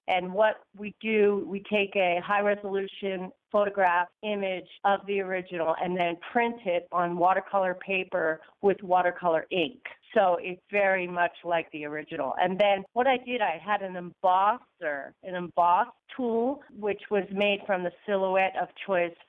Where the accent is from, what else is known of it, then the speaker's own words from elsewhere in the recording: New York, United States; moved away; I'm from New York, originally